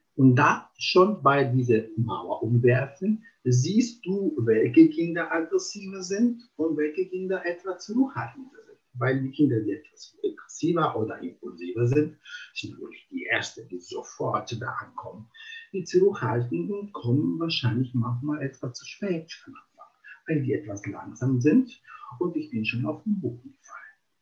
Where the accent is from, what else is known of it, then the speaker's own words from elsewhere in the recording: Italy; German is a second language; moved away as an adult; now in Germany; ich komme aus Italien